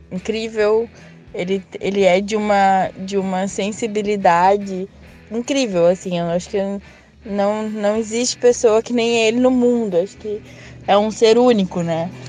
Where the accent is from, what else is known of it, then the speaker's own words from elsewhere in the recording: Novo Hamburgo, Rio Grande do Sul, Brazil; sou aqui de Novo Hamburgo.